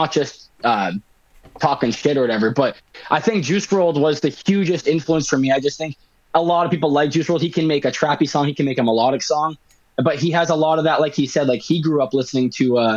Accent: Winnipeg, Manitoba, Canada; whatever you want to call me. Um, I'm 23. I'm from Winnipeg

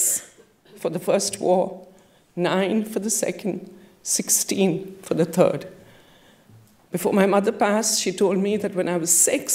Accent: India; moved away; I have, as a child growing up in India, been a part of 3 wars

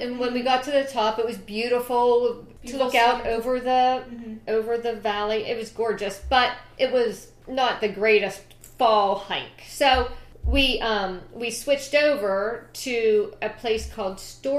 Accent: Pennsylvania, United States; Growing up in Pennsylvania

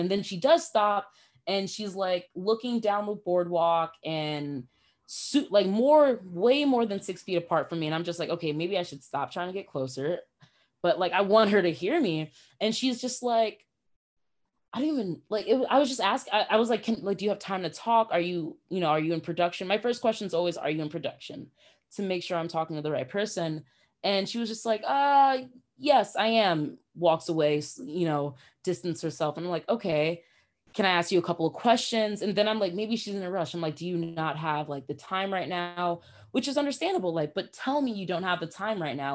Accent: New York, United States; I'm from New York. I just graduated.

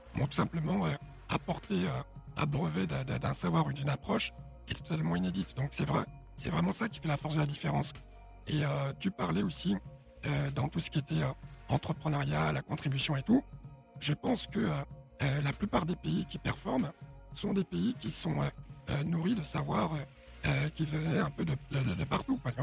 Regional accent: Paris, Île-de-France, France; also born or lived in Chad; Je suis adopté, je grandis à Odéon.

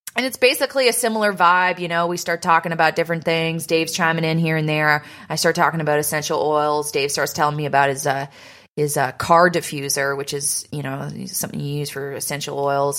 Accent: Canada; moved away; in my hometown

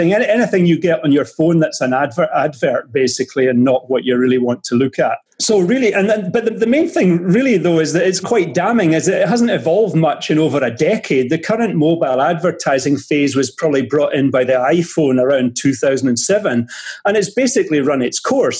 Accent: Edinburgh, Scotland, United Kingdom; moved away as an adult; also born or lived in England / France / Germany / Sweden; I'm from Edinburgh

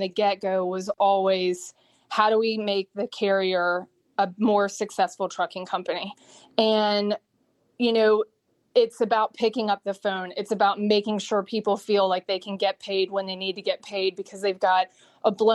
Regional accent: Atlanta, Georgia, United States; I am from Atlanta. I went to Georgia Tech

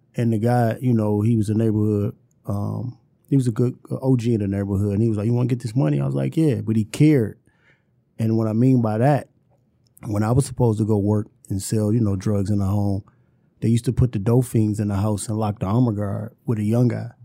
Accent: Detroit, Michigan, United States; I grew up on Puritan in Quincy

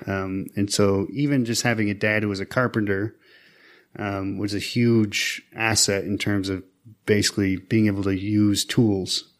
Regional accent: Tuscarora Reservation, Western New York, United States; I'm from Tuscarora. I'm a citizen of the Tuscarora Nation. Uh, this is out in, right now, Western New York, um, near Niagara Falls. Um, I grew up, uh, you know, on the reservation

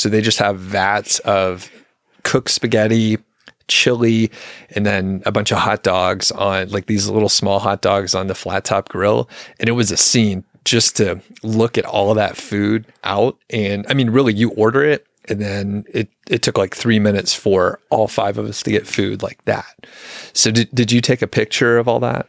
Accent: Southeast, United States; now in Boulder County, Colorado, United States; I'm from the Southeast

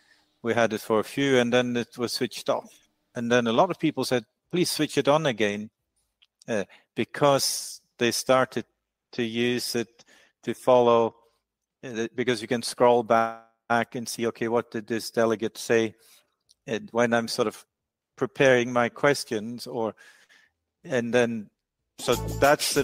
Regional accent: Norway; where I'm from in Norway

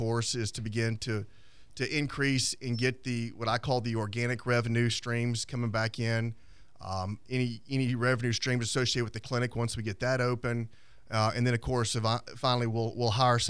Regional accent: Crestview, Florida, United States; now in Pensacola, United States; I'm from Crestview originally.

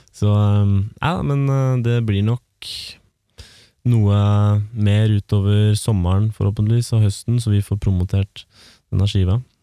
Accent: Romerike, Akershus, Norway; vi kommer fra Romerike

